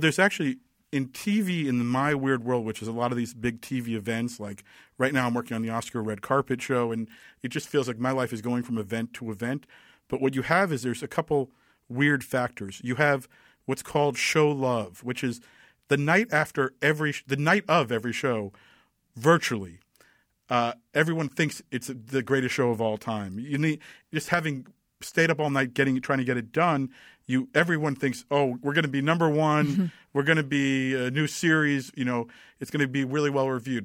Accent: Tenafly, New Jersey, United States; also born or lived in New York City / Los Angeles, California; now in California, United States; I grew up in Tenafly, New Jersey

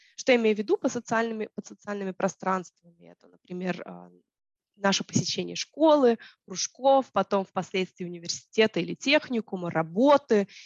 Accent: Tallinn, Harju County, Estonia; я ходила в школу, в русскоязычную школу в Таллине

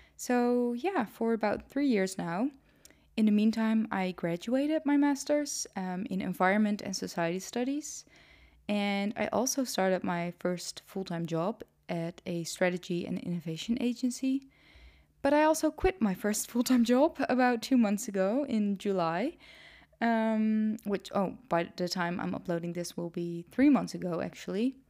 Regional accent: Netherlands; English is a second language; also born or lived in Nijmegen; I am Dutch. was born and raised in the Netherlands

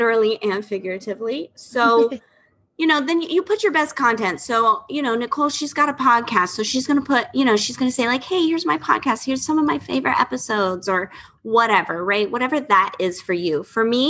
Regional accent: Florida, United States; I'm from Florida

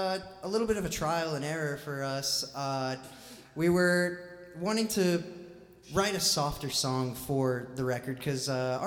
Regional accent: Jacksonville, Illinois, United States; also born or lived in St. Louis; I recently lived in St. Louis for a little bit and then I moved back home to my hometown of Jacksonville, Illinois.

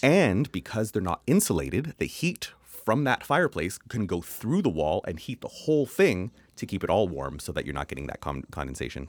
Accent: Canada; accent: Canadian; it's my Canadian accent

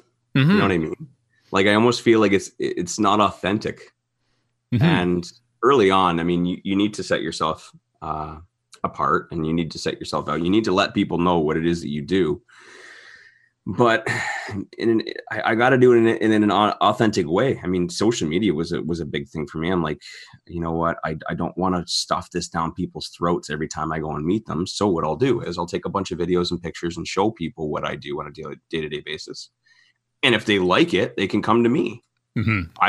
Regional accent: St. Catharines, Ontario, Canada; now in Alberta, Canada; That was 5 years, I think, after I moved to Alberta. I'm from St. Catharines, Ontario.

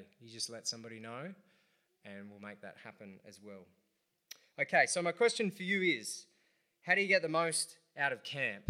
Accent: Central Coast, New South Wales, Australia; also born or lived in Adelaide; I'm from the Central Coast

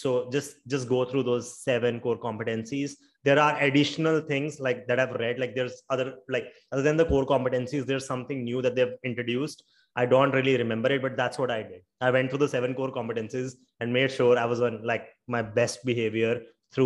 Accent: India; I'm from India

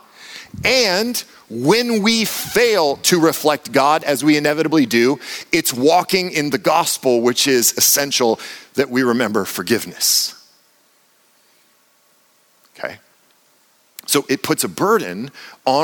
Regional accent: United States; I'm American.

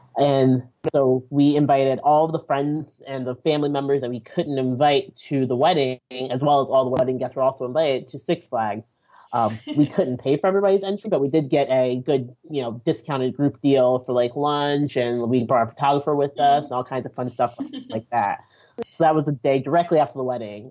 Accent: Nigeria; I'm Nigerian.

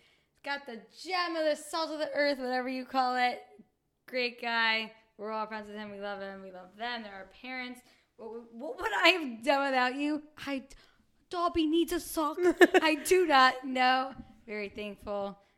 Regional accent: Staten Island, New York, United States; I'm from Staten Island.

